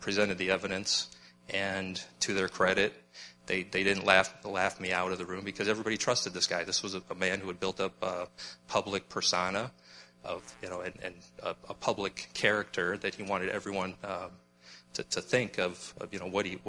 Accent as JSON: {"language": "English", "area": "Black Hills", "region": "South Dakota", "country": "United States", "tie": "born or raised there", "also_born_or_lived": "Mitchell, South Dakota", "moved": "yes", "said": "I was born in Mitchell, South Dakota, but actually I grew up in the Black Hills of South Dakota"}